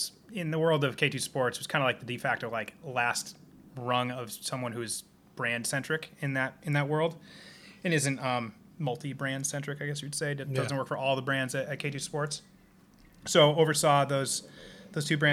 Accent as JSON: {"language": "English", "town": "Simsbury", "region": "Connecticut", "country": "United States", "moved": "yes", "lives_now": "Seattle, United States", "said": "I'm from the East Coast, Connecticut. Originally, we're sitting here in my house in Seattle, Washington"}